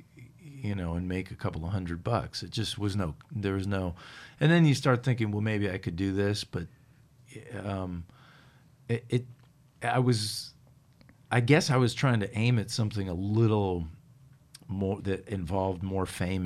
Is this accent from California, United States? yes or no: no; Fairfield, Connecticut, United States; also born or lived in Bridgeport, Connecticut; I grew up in Southern Connecticut, in a town called Bridgeport, a town called Fairfield, which was kind of two very different towns, but it's where my parents lived